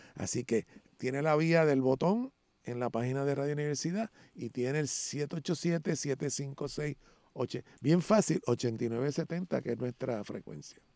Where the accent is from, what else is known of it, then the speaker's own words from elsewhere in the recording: Puerto Rico; aquí somos puertorriqueños y puertorriqueños negros